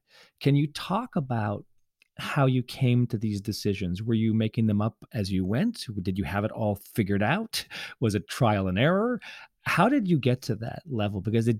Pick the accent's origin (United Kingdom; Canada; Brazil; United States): Canada; as a Canadian